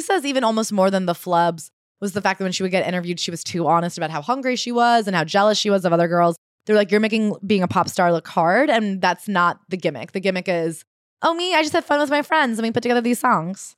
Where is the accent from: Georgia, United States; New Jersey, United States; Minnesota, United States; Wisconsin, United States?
New Jersey, United States; Hoboken; also born or lived in Montclair, New Jersey; I guess Hoboken isn't my hometown 'cause I was technically born in the Montclair Hospital.